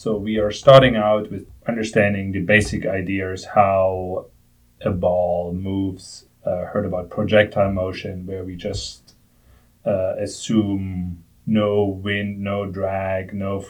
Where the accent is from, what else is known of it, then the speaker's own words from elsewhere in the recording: Germany; moved away as an adult; So I grew up in Germany. So basically for my whole childhood, I was playing soccer every day after school.